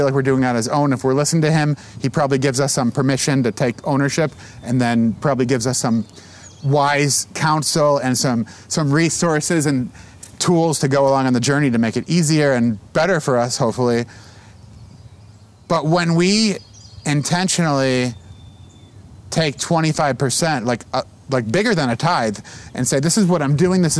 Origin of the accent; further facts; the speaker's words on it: Buffalo, New York, United States; I grew up with Michael in Buffalo